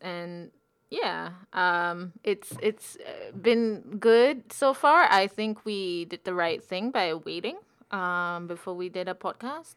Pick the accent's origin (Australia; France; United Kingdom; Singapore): Singapore; moved away as an adult; now in Wellington, New Zealand; I'm from Singapore.